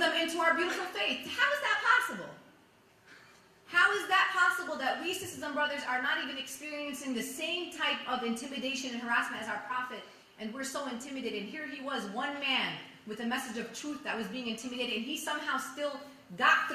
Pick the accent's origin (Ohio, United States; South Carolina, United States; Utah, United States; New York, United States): New York, United States; New York City; I'm a child of immigrants. I'm born and raised in Brooklyn